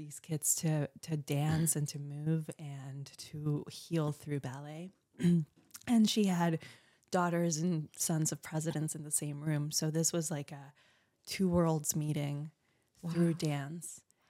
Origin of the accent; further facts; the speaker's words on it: Portugal; also born or lived in Colombia; Well, I was born in Colombia, but I only lived there for 5 years and went to Portugal with my parents.